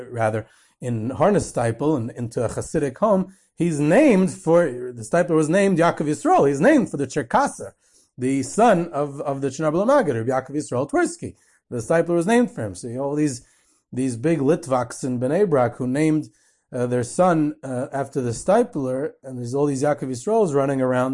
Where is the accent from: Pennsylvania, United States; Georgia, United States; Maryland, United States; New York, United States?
New York, United States; Monsey; I grew up in Muncie